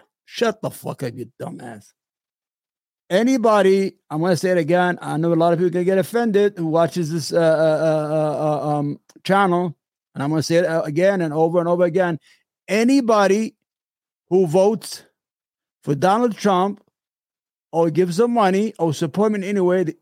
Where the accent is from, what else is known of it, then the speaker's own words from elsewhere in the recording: New York, United States; I'm from New York. I grew up, I was a young kid